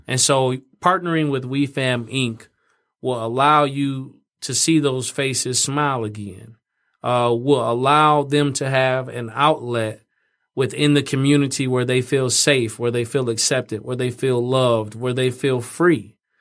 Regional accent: Fort Wayne, Indiana, United States; moved away; growing up in Fort Wayne

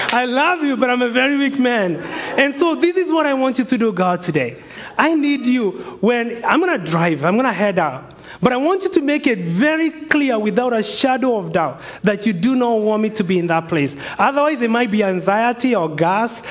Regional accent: Kenya; moved away; I'm from Kenya, immigrants over here

